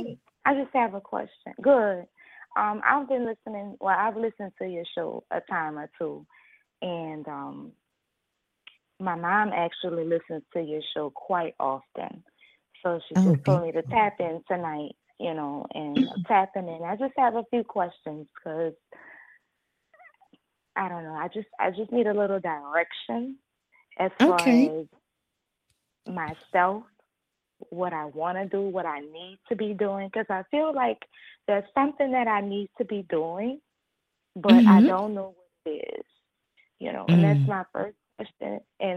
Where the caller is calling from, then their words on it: New Orleans, Louisiana, United States; I'm calling from the Louisiana area, New Orleans.